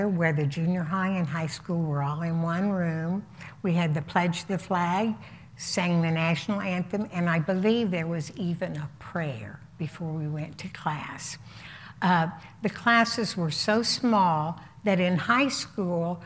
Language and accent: English; Indianapolis, Indiana, United States; I was born in Indianapolis to a very, very loving family